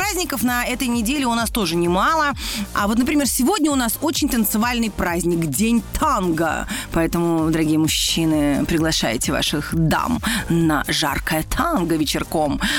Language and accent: Russian; Samara, Samara Oblast, Russia; я из прекрасного города Самара.